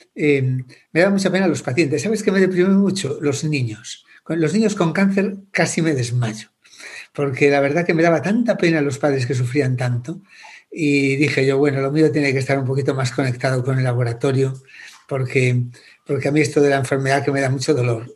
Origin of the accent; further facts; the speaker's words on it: Santa Comba, Galicia, Spain; also born or lived in Santiago de Compostela; yo soy de Santa Coma, de un pueblecito pequeñito de Galicia